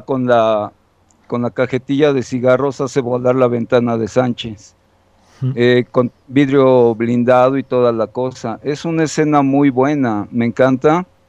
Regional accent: Colombia; aquí en mi país, ustedes saben, en Colombia

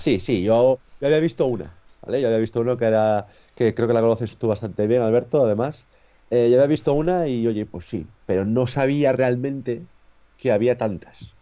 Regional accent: Torrelavega, Cantabria, Spain; la biblioteca de aquí de Torlavega, de, de mi ciudad

